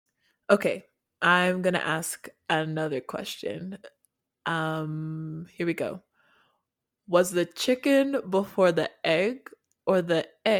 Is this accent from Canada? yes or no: yes; Canada; also born or lived in Nigeria / South Africa; And I am also Canadian. So I'm from Canada and Nigeria and born in South Africa. So I'm from a lot of places.